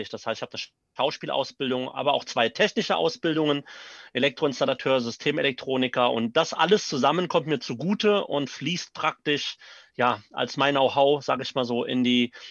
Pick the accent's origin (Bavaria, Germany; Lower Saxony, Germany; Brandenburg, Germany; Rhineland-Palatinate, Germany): Rhineland-Palatinate, Germany; Neuwied; ich komme aus Neuwied, bin also auch äh, gebürtiger Neuwieder.